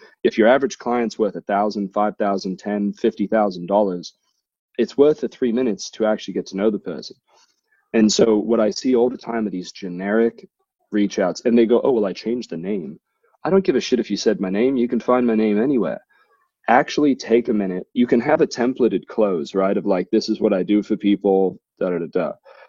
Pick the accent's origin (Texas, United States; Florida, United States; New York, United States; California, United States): California, United States; Thousand Oaks; I see that you live in California. I grew up in Thousand Oaks.